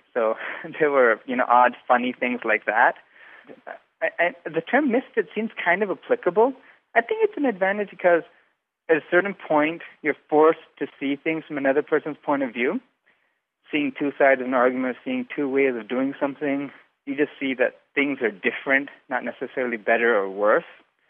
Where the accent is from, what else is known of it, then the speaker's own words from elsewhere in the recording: Rawalpindi, Punjab, Pakistan; first language English; moved away as an adult; also born or lived in South Carolina, United States; now in Twin Cities, United States; I was actually born in South Carolina, but I grew up in Rawalpindi, Pakistan. I grew up speaking English, and then we moved to Pakistan. It was kind of odd. Like, Urdu is language that I speak in Pakistan. I'm very fluent in Urdu, but I still speak with an accent.